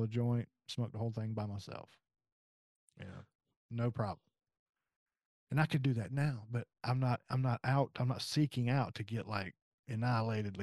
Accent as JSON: {"language": "English", "region": "South Carolina", "country": "United States", "moved": "as an adult", "lives_now": "West Virginia, United States", "said": "I'm originally from South Carolina and I moved to West Virginia in 2015."}